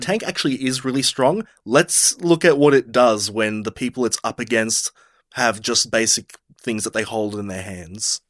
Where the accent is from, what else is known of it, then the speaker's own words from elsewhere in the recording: Australia; We're both from Australia